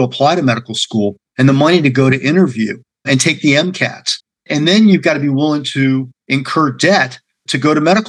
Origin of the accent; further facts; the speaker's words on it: Cleveland, Ohio, United States; moved away; Cleveland's my hometown.